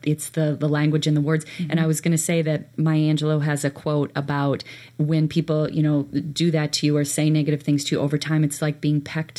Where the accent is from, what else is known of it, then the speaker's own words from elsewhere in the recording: DeKalb, Illinois, United States; a DeKalb school? That's where I grew up.